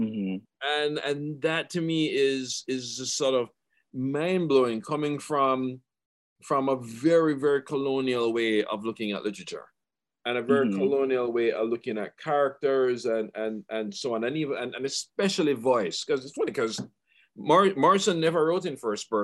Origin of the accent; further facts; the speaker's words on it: Jamaica; as a Jamaican student and a Jamaican